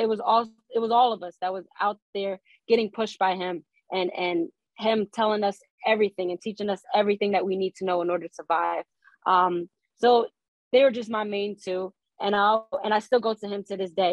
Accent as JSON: {"language": "English", "town": "Newark", "region": "New Jersey", "country": "United States", "tie": "born or raised there", "said": "I grew up in Newark"}